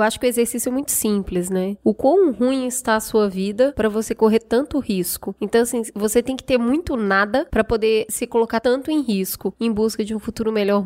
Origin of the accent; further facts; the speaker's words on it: Minas Gerais, Brazil; eu que sou mineira